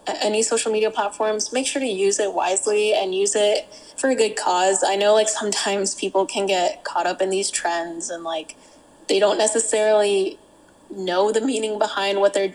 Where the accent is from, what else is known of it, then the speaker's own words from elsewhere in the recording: the South, United States; We're from the South